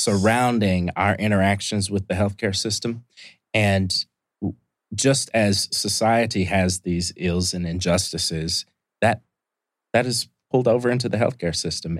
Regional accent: Indianapolis, Indiana, United States; moved away as an adult; also born or lived in Columbus, Ohio; now in Atlanta, United States; I'm from Indianapolis, Indiana, originally. Uh, grew up there

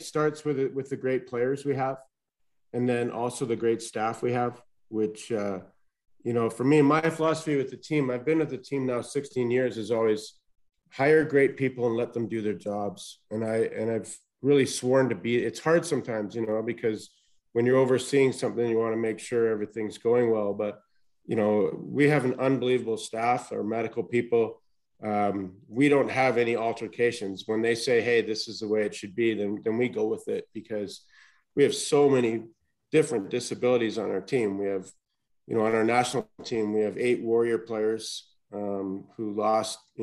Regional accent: Vancouver, British Columbia, Canada; moved away as an adult; also born or lived in Colorado; now in United States; Yeah, I grew up in Vancouver. I left there basically when I was 18.

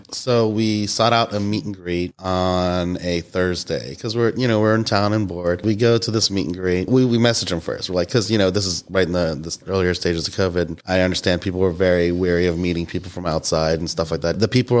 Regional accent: United States; moved away as an adult; now in Pittsburgh, United States; we're from Pittsburgh. I moved to Pittsburgh for college from, like, you know, 70 miles away.

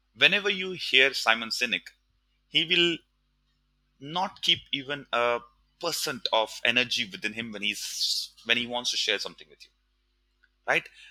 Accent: India; moved away as an adult; also born or lived in Mumbai; now in Singapore; growing up in India

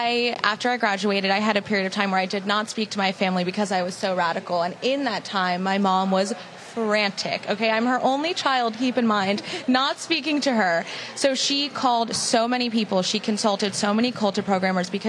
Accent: New York, United States; moved away; also born or lived in Palm Beach; I'm from New York originally. I'm an only child. Grew up very normal.

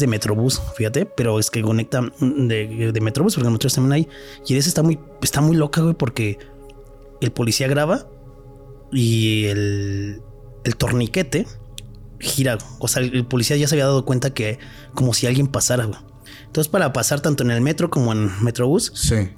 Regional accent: Mexico City, Mexico; que tenemos los de acá los chilangos

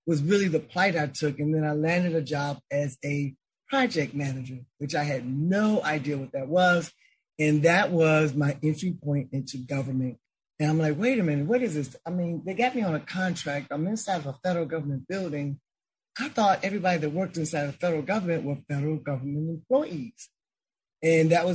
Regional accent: Chicago, Illinois, United States; It was an easy transition growing up in Chicago

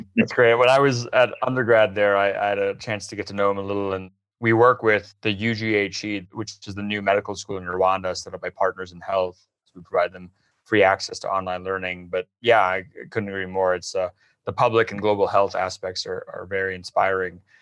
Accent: Melbourne, Florida, United States; I grew up in Melbourne, Florida, just a couple hours north.

